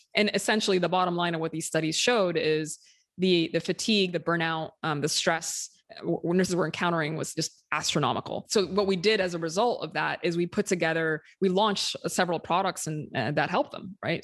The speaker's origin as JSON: {"language": "English", "country": "Sudan", "moved": "as an adult", "lives_now": "United States", "said": "I'm from Sudan originally. I, m, I myself moved to the U S when I was twenty-four"}